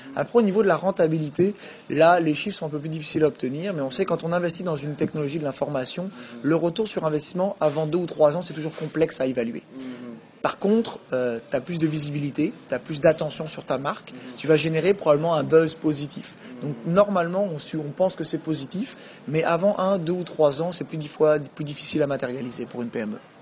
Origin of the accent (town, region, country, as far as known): France; born or raised there; moved away as an adult; also born or lived in Quebec City, Canada; now in Paris, France